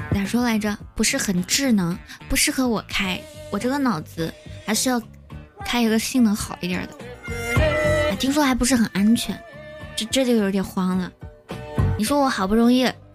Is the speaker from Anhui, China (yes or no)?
no; Yueyang, Hunan, China; also born or lived in Nanjing; now in Changsha, China; 我是湖南的，才说了我老家是岳阳的